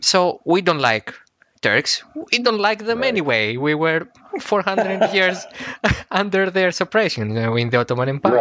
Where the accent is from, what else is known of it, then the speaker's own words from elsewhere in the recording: Athens, Attica, Greece; I'm from Athens, Greece